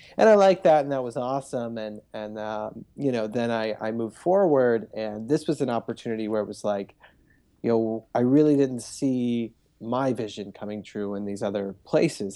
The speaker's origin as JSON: {"language": "English", "town": "Cincinnati", "region": "Ohio", "country": "United States", "tie": "born or raised there", "moved": "yes", "lives_now": "Los Angeles, United States", "said": "I grew up in, in a suburb of Cincinnati"}